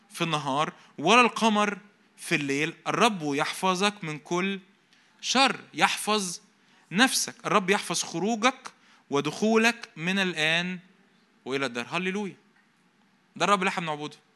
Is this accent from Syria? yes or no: no; Egypt; وأنا مصري أنا مش راجع من المصيف أو حاجة